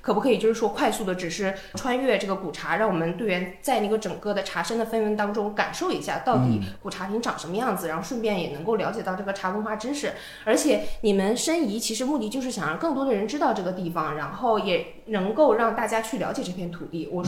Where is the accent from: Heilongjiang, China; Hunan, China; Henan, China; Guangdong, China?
Heilongjiang, China; 我的老家在东北黑龙江。